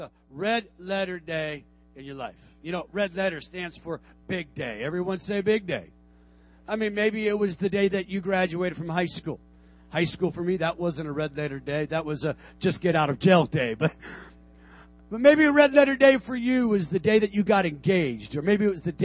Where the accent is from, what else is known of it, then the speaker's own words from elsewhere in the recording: Tucson, Arizona, United States; moved away as an adult; also born or lived in Portland; we made our trek back to my hometown, Tucson, Arizona